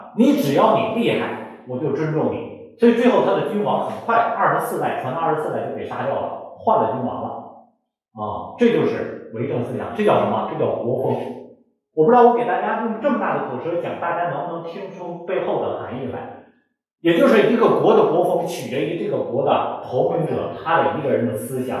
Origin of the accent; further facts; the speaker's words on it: China; 因为我们都是中国人